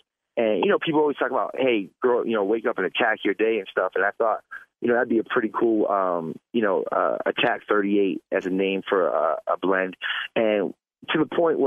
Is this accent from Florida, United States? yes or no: yes; Florida, United States; growing up in Florida